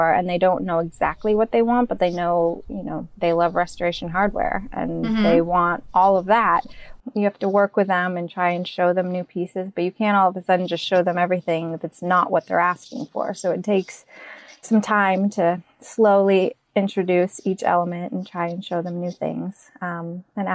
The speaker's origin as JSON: {"language": "English", "region": "Maine", "country": "United States", "also_born_or_lived": "New York", "moved": "yes", "said": "I'm originally from Maine"}